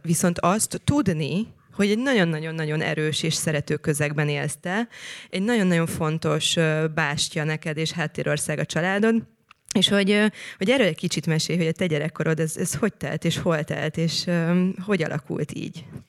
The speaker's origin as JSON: {"language": "Hungarian", "town": "Szentendre", "region": "Pest", "country": "Hungary", "tie": "born or raised there", "said": "én ott nőttem fel, ahol te most laksz"}